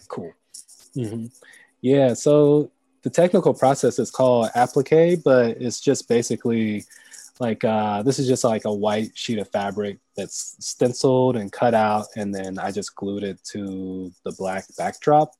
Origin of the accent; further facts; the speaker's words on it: Greensboro, North Carolina, United States; moved away as an adult; also born or lived in San Francisco Bay Area; now in Oakland, United States; growing up in Greensboro